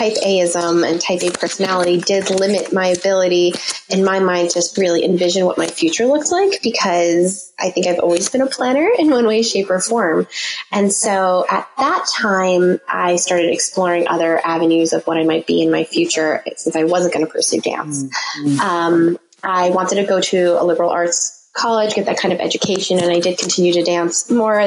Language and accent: English; New Jersey, United States; also born or lived in Staten Island, New York; I was always raised in New Jersey. I was born in Staten Island. We moved to New Jersey when I was 2.5